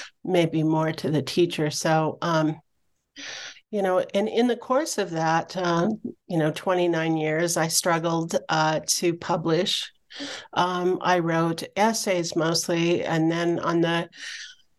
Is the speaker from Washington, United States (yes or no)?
yes; Spokane, Washington, United States; moved away as an adult; also born or lived in Flathead Reservation, Montana; I grew up in Spokane, Washington, and I moved to the Flathead Reservation when I was 18 years old